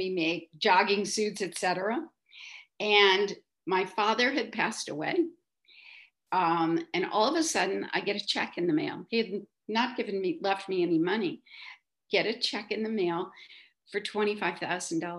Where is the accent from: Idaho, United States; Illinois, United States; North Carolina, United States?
Illinois, United States; outside of Chicago; moved away as an adult; now in New York, United States; I'm a Midwest girl, as I notice many of your speakers have been. I grew up outside of Chicago